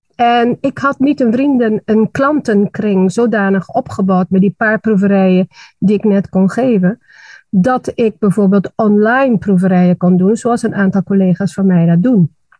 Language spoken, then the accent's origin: Dutch; Aruba; moved away as an adult; now in Netherlands; ik ben geboren en getogen op Aruba